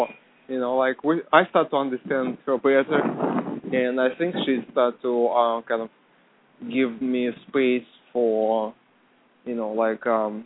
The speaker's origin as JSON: {"language": "English", "country": "Russia", "moved": "yes", "lives_now": "United States", "said": "I'm from Russia"}